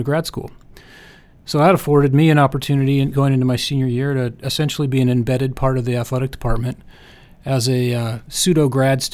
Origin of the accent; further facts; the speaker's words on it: Spokane, Washington, United States; also born or lived in Los Angeles; I'm actually from Spokane